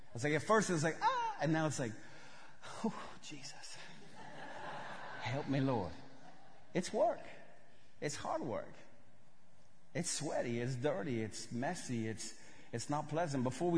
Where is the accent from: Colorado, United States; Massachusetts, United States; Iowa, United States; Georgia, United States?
Georgia, United States; I grew up in West Georgia. Before I moved to Russia, I thought potatoes grew on a bush.